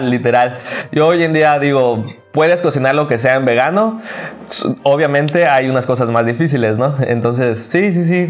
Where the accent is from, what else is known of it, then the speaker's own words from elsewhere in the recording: Cancún, Quintana Roo, Mexico; Eh, soy de Cancún